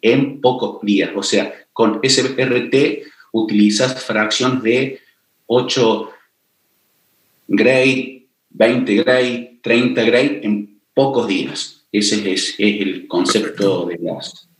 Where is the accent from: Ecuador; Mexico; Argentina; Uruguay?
Argentina; Córdoba; also born or lived in Paris, France; soy cordobés, se darán cuenta cómo hablo